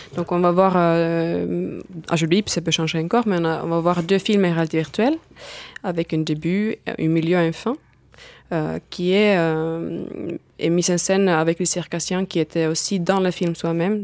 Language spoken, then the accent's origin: French; Finland; French is a second language; now in France; je viens de Finlande, d'où aussi mon petit accent